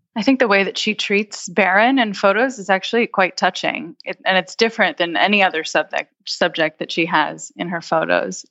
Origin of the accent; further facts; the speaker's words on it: United States; as an American